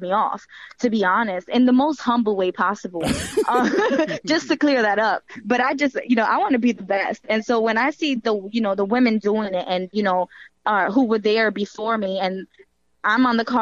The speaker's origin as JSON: {"language": "English", "town": "New York City", "region": "New York", "country": "United States", "said": "And I'm from New York and I'm from the Bronx"}